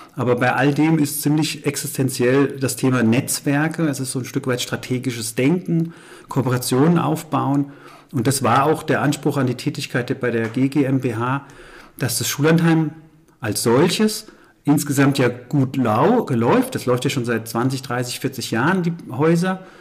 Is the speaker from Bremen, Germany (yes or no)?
no; Frankfurt, Hesse, Germany; moved away as an adult; also born or lived in Aschaffenburg / Main-Kinzig-Kreis / Rhön; ich bin gebürtiger Frankfurter, habe dann im Main-Kinzig-Kreis okay. quasi den ersten berufliche ja. Station gehabt